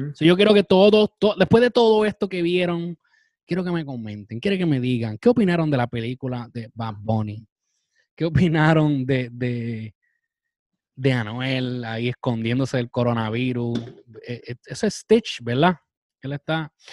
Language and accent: Spanish; Puerto Rico; Como puertorriqueños